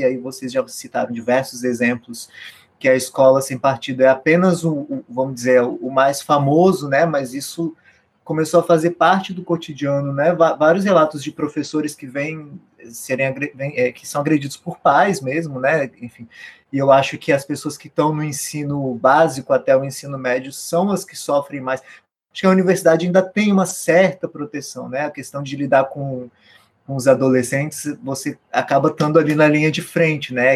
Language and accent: Portuguese; Brasília, Federal District, Brazil; eu sou de Brasília